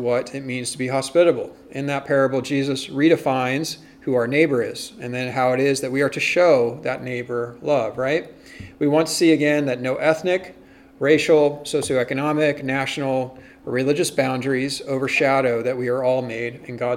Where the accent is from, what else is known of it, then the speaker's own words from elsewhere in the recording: United States; as American Protestants